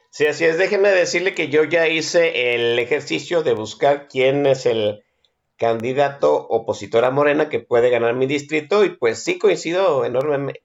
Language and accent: Spanish; Guadalajara, Jalisco, Mexico; yo como tapatío